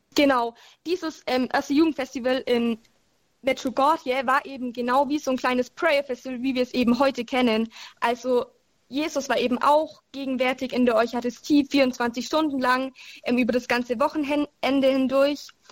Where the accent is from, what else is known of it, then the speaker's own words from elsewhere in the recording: Germany; bei uns in Deutschland